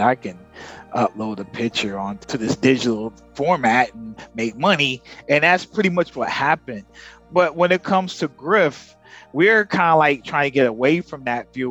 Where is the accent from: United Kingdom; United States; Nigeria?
United States; now in Philippines; We actually are American. He's Filipino American. I'm African American. And we here in the Philippines